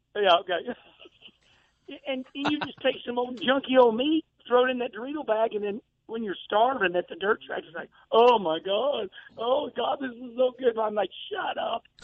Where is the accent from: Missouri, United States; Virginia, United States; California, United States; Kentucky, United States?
Missouri, United States; Jefferson County; I'm from Jefferson County